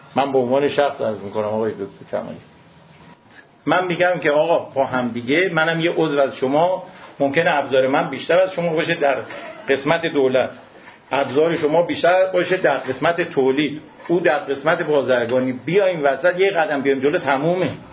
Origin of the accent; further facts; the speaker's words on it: Iran; ما ایرانیم